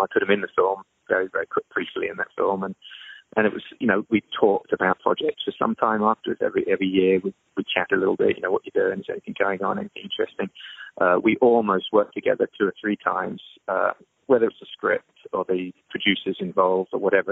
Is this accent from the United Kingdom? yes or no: yes; England, United Kingdom; there were a lot of schools around me growing up in England